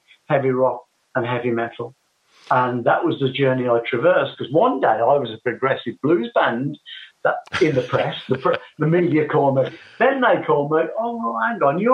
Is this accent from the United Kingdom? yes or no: yes; West Bromwich, West Midlands, United Kingdom; I grew up in West Bromwich, you know. Yep. That's where I was born.